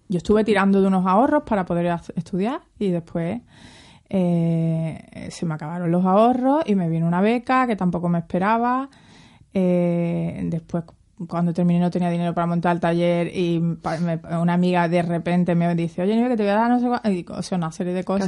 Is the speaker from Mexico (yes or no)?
no; Seville, Andalusia, Spain; also born or lived in Cádiz; Vivo en Sevilla y nací en Cádiz porque era verano y mi madre le pilló allí en la playita muy a gusto ah, al revés, cuando se puso de parto. Así que soy gaditana. Pero bueno, mm, he vivido toda la vida aquí en Sevilla.